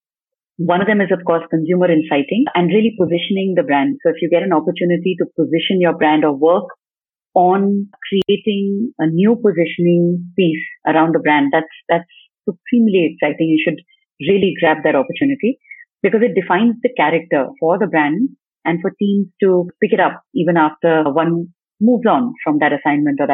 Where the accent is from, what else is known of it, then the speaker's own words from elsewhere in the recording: Delhi, India; also born or lived in Mumbai / Chennai; back to home ground, Delhi and NCR